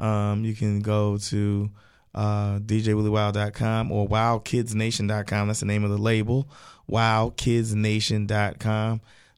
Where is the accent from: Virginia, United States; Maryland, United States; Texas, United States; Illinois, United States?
Maryland, United States; Baltimore; moved away as an adult; now in Atlanta, United States; I live and grew up in the streets of East Baltimore.